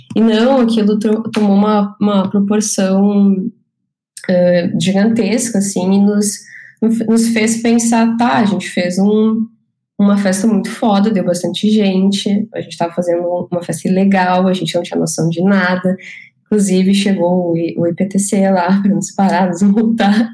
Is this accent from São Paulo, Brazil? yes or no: no; Canela, Rio Grande do Sul, Brazil; now in Porto Alegre, Brazil; eu cresci em Canela, me mudei com sete anos para Canela